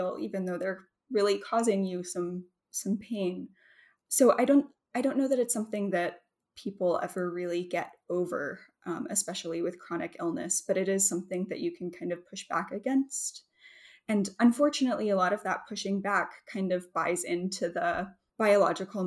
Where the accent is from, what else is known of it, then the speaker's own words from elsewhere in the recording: Mississippi Delta, United States; moved away; I grew up in the Mississippi Delta